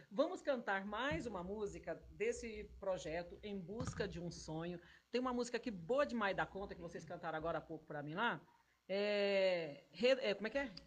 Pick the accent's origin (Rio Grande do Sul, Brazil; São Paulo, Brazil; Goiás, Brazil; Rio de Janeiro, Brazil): Goiás, Brazil; Goiânia; em Goiânia, minha terra